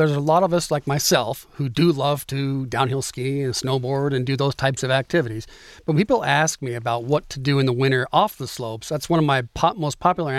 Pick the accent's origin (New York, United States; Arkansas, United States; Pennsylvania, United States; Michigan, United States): Michigan, United States; Mount Pleasant; Growing up in Mount Pleasant, I had so many friends that spent a lot of time at those places.